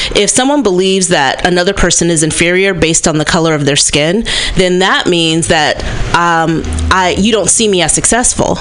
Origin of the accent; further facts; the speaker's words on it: Berkeley, California, United States; a Gen X black woman, um, born and raised in Berkeley, California